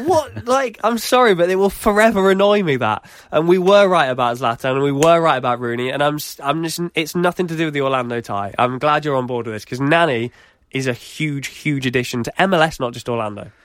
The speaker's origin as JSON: {"language": "English", "country": "United Kingdom", "said": "we're British"}